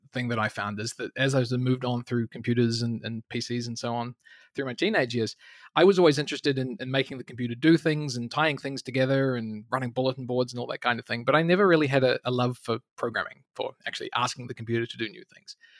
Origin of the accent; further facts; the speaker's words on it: New Zealand; moved away as an adult; also born or lived in Canada; somewhere in New Zealand, right the other end of the world